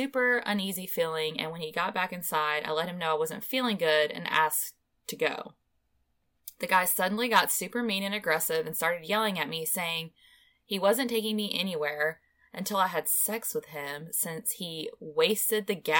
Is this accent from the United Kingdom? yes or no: no; Ohio, United States; about an hour away from my hometown in Ohio